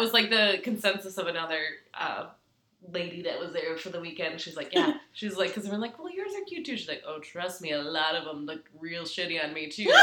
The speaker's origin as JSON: {"language": "English", "region": "Minnesota", "country": "United States", "said": "as a Minnesotan"}